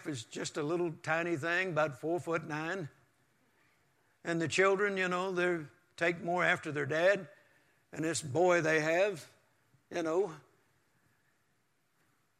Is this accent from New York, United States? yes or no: no; Mississippi, United States; now in Texas, United States; I was born in Mississippi on a farm, and we didn't even have indoor plumbing until 1957